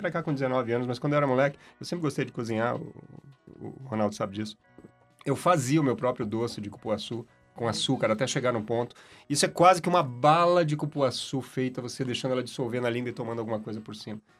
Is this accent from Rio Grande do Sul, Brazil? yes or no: no; Belém, Pará, Brazil; moved away as an adult; now in São Paulo, Brazil; eu sou paraense, nasci em Belém do Pará.